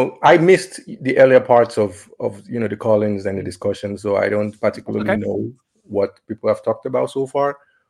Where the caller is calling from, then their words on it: Valencia, Valencian Community, Spain; From Valencia, Spain.